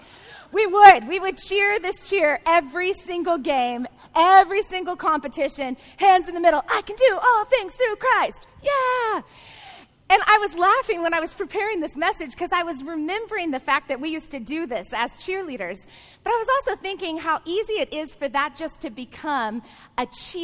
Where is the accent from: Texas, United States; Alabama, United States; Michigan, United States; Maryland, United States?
Texas, United States; I grew up in the South. I actually grew up in the Bible Belt of Texas